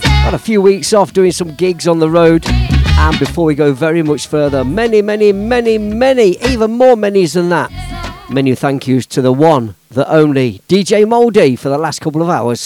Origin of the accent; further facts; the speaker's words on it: Leicester, East Midlands, United Kingdom; a family that I grew up with on St Andrew's Estate in Leicester